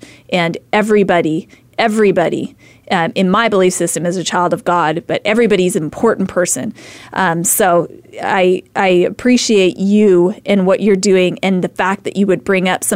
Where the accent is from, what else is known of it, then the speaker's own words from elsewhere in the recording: Idaho, United States; moved away as an adult; now in Phoenix, United States; I'm from Idaho